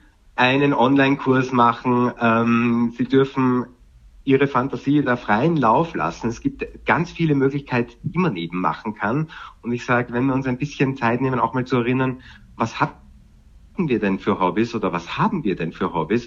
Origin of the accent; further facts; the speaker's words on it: Vienna, Austria; now in Germany; Ich komme ja ursprünglich aus Wien